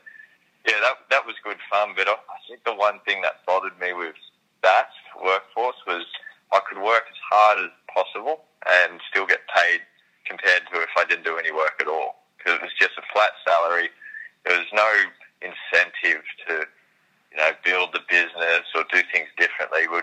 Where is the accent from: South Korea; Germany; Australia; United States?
Australia; Sydney, New South Wales; I grew up in Sydney